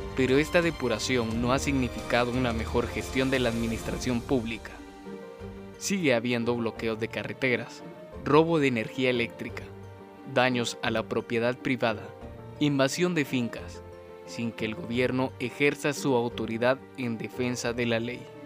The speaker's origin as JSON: {"language": "Spanish", "country": "Guatemala", "said": "Como ciudadanos guatemaltecos"}